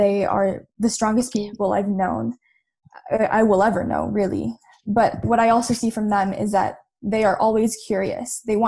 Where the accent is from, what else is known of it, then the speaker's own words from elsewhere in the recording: Philippines; And I think that's what being Filipino is. We always want to be better.